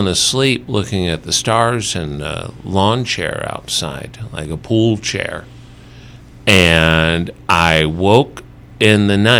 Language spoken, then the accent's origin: English; New Orleans, Louisiana, United States; now in High Desert, California, United States; I am from New Orleans, Louisiana, originally, but I've lived the high desert, this is the longest I've ever lived anywhere in my life.